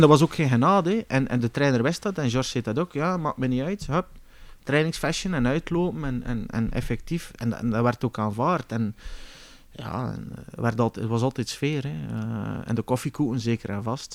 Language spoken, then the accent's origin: Dutch; Bruges, Flanders, Belgium; moved away as an adult; also born or lived in Kortrijk; now in South Africa; ik ben uiteindelijk opgegroeid in Brugge